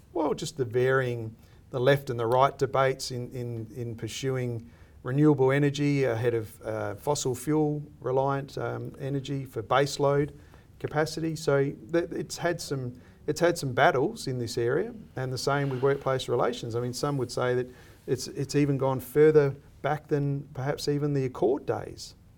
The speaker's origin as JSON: {"language": "English", "country": "Australia", "said": "I see myself as an Australian"}